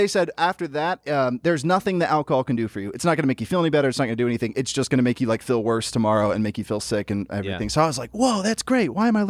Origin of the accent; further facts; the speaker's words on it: Memphis, Tennessee, United States; Memphis, Tennessee. Yeah. I grew up in Memphis, Tennessee, and I loved it. Oh, God, did I love it.